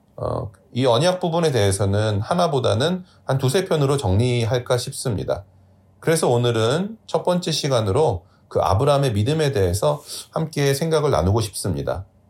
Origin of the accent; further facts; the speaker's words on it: South Korea; now in New York, United States; 한국이라는 작은 나라에서 태어나 미국 뉴욕으로 이주해서 살아가고 있는 저와